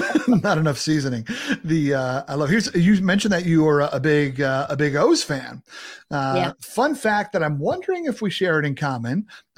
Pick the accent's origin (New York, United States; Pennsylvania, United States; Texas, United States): New York, United States; Long Island; Growing up in New York, on Long Island